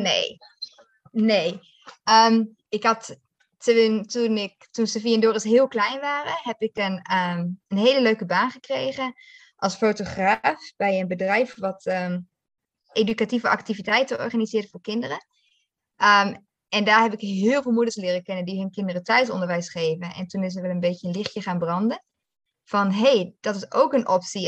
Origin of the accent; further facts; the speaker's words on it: Netherlands; moved away as an adult; also born or lived in South Africa; now in Malawi; Ik ben vierendertig en opgegroeid in Nederland, maar op mijn achttiende ben gegaan naar Nederland.